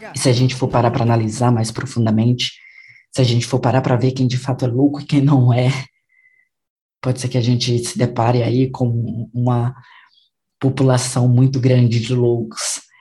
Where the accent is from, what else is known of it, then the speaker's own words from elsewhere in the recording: Brazil; nós que somos brasileiros